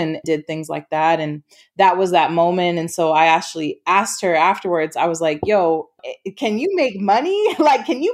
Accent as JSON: {"language": "English", "region": "Maine", "country": "United States", "tie": "born or raised there", "also_born_or_lived": "Broward County, Florida", "lives_now": "Minnesota, United States", "said": "Originally, I'm from Southern Florida, was born in Broward County, and then moved to Maine when I was about 5 or 6 years old with my family."}